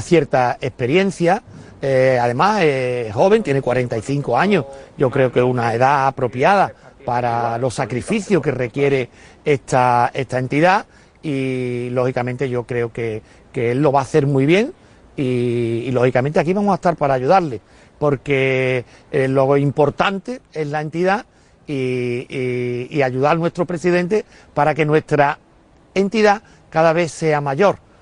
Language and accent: Spanish; Utrera, Andalusia, Spain; de mi, de mi pueblo, de Utrera